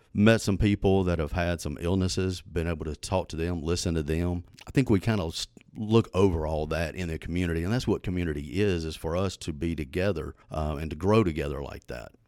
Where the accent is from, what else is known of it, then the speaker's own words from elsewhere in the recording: Southaven, Mississippi, United States; moved away as an adult; now in Hernando, United States; Born and raised in South Haven